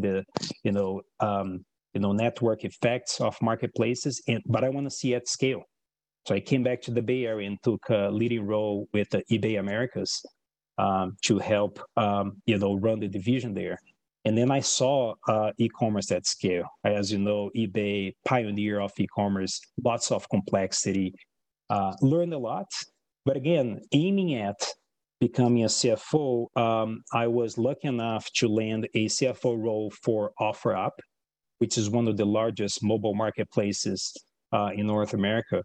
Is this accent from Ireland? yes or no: no; Brazil; English is a second language; moved away as an adult; now in United States; I was born in Brazil and I was a numbers guy. I was a computer programmer that self-taught myself. I was 13 years old in programming.